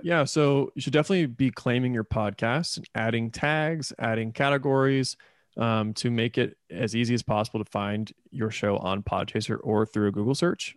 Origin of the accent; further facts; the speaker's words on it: Indiana, United States; moved away as an adult; also born or lived in Florida / Louisville, Kentucky; now in Oklahoma City, United States; I was born in Florida, uh, but I grew up in Indiana, so I kind of identify as a Hoosier